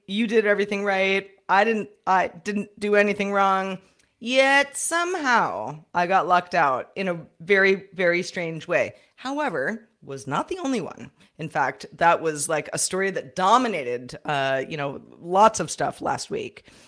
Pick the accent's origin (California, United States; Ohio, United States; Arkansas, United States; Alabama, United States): California, United States; San Francisco; I'm from San Francisco